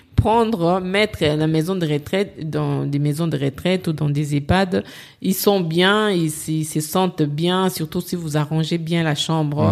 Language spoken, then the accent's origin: French; DR Congo; moved away as an adult; now in Paris, France; je suis congolaise